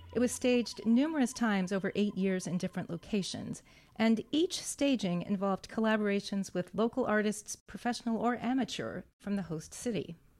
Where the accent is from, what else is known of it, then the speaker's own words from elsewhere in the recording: Santa Fe, New Mexico, United States; I grew up in Santa Fe, New Mexico